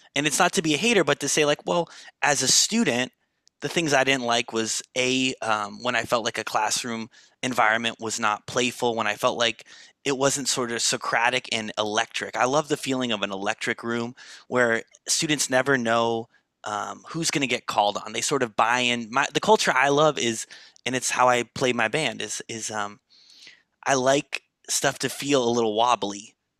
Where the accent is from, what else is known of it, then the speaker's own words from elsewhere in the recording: Los Angeles, California, United States; I'm born and raised in Los Angeles, California